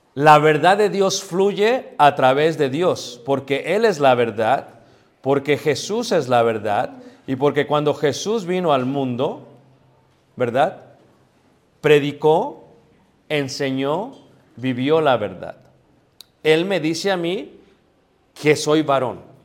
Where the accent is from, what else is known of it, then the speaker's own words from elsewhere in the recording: Mexico; Yo soy latino, mestizo, soy mexicano